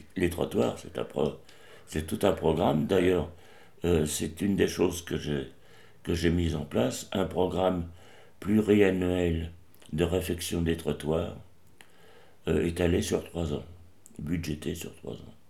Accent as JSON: {"language": "French", "town": "Paris", "region": "Île-de-France", "country": "France", "tie": "born or raised there", "lives_now": "Montreuil, France", "said": "je suis né à Paris le 7 février 1936."}